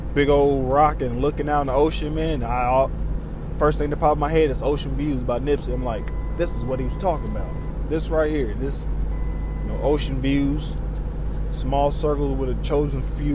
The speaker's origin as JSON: {"language": "English", "region": "Southern Indiana", "country": "United States", "moved": "yes", "said": "I'm from Southern Indiana"}